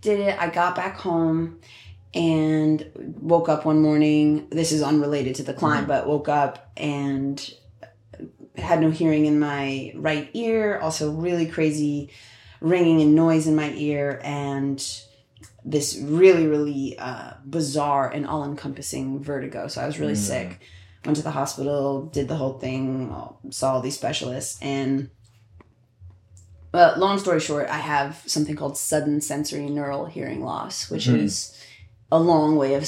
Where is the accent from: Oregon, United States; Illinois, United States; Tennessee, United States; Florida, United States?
Illinois, United States; Chicago; I'm Midwestern. I grew up in Chicago